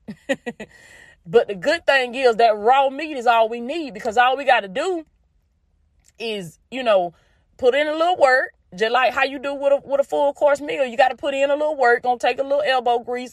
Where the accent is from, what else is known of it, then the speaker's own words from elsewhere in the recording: the South, United States; accent: country; I grew up in the South. I'm still in the South. And this is just the dialect